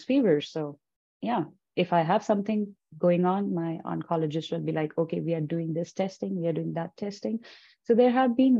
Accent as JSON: {"language": "English", "region": "Punjab", "country": "India", "moved": "as an adult", "lives_now": "Calgary, Canada", "said": "I'm from India, so we do follow, you know, rituals and stuff"}